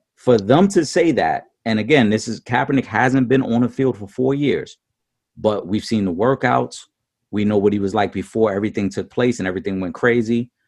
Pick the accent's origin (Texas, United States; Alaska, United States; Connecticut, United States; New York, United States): New York, United States; New York City; as a Puerto Rican man, I saw the disrespect he gave to my island, even though I was born in in New York City and I'm American